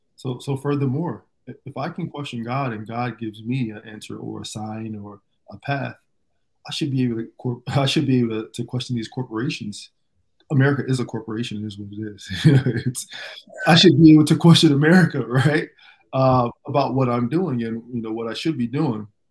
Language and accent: English; Fort Myers, Florida, United States; also born or lived in Jamaica (background); now in Miami, United States; I grew up in Fort Myers, two hours away.